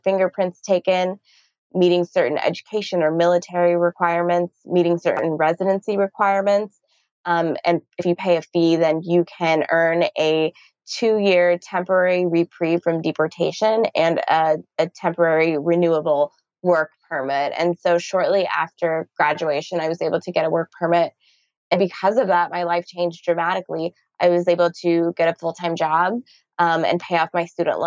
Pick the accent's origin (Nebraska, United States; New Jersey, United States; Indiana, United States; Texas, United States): Texas, United States; also born or lived in Canada; I had the most Texas upbringing of any kind